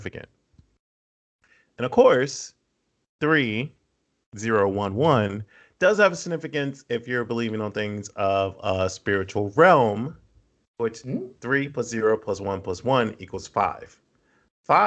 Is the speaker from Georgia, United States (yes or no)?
no; Austin, Texas, United States; moved away; I'm from Austin. I used to live in Austin, and I still try to keep up with the scene there